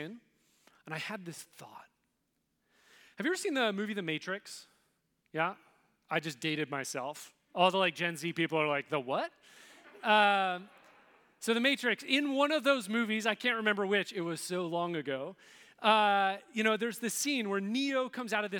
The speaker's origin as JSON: {"language": "English", "region": "West Coast", "country": "United States", "tie": "born or raised there", "said": "growing up on the West Coast, 21st century, in the United States"}